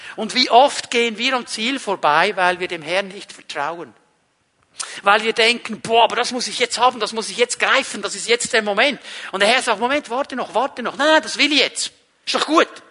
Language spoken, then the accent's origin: German; Switzerland; ich bin nicht Deutscher, ich bin Schweizer